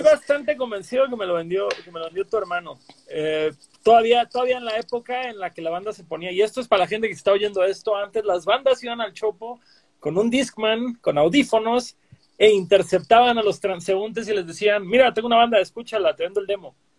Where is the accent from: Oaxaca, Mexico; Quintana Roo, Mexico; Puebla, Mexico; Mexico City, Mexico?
Quintana Roo, Mexico; Cancún; yo que soy de Cancún